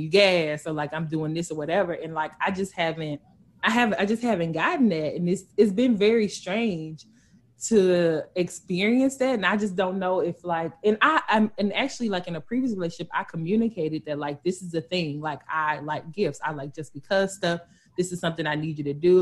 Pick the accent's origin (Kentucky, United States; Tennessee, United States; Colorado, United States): Tennessee, United States; West; I'm from Tennessee. Period. I'm from West 10